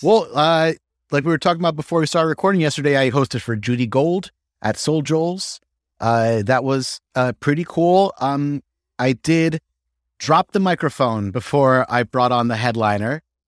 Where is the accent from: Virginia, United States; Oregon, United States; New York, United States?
New York, United States; Ellenville; moved away as an adult; also born or lived in Philadelphia / Chile (family); I was born in upstate New York, uh, a small town called Ellenville. Uh, like I told you before, my parents met working in a hotel, uh, in the Catskills, and it, it was just like dirty dancing, except they were both the help